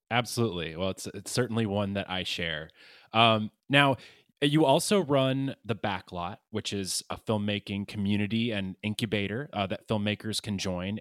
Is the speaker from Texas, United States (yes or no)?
no; Athens, Georgia, United States; my hometown of Athens, Georgia